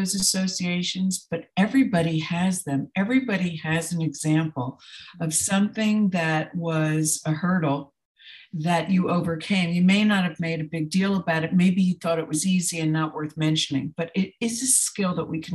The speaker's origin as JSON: {"language": "English", "region": "New Jersey", "country": "United States", "tie": "born or raised there", "said": "I grew up in New Jersey in a dysfunctional family"}